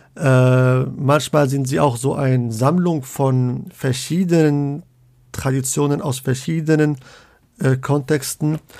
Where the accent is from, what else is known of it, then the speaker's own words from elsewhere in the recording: Casablanca, Casablanca-Settat, Morocco; also born or lived in Leipzig / Münster; now in Hamburg, Germany; ich komme ursprünglich aus Casablanca